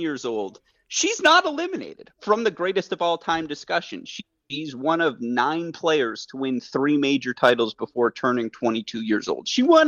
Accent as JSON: {"language": "English", "town": "Detroit", "region": "Michigan", "country": "United States", "moved": "yes", "said": "I am from Detroit initially"}